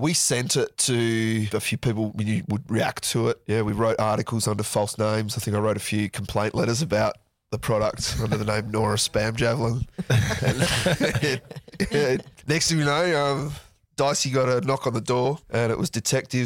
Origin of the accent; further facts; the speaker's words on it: Perth, Western Australia, Australia; in our city in Perth